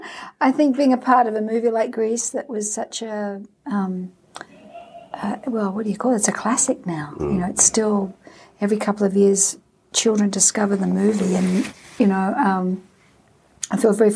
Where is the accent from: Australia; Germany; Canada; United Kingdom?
Australia; But singing at the Olympic Games in Australia, my home country, was quite an amazing experience and one I'll never forget.